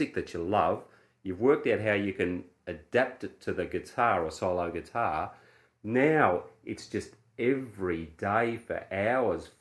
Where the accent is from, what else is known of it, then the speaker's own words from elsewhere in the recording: Australia; I'm an Australian guy